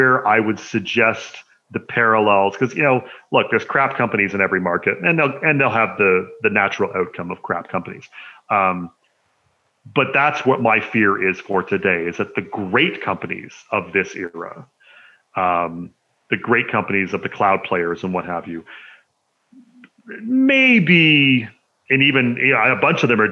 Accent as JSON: {"language": "English", "country": "Canada", "said": "people don't know I'm Canadian."}